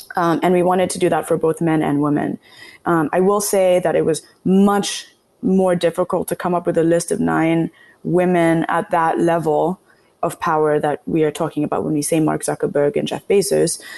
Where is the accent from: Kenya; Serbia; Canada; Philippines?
Kenya; now in United States; growing up in Kenya, but once I moved to the US